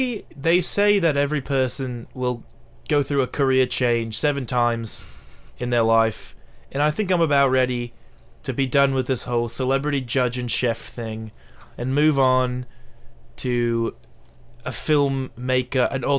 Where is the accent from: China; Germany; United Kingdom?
United Kingdom; Rotherham, Yorkshire and the Humber